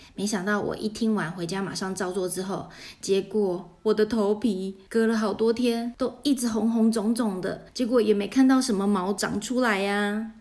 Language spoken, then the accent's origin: Chinese; Taiwan; 跟我们台湾人常说的，耳根子很软